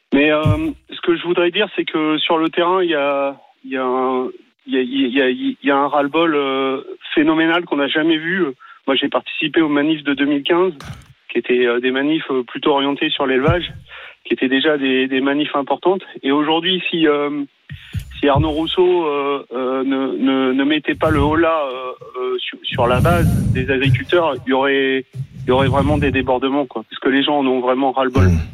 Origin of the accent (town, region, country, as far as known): Paris, Île-de-France, France; moved away as an adult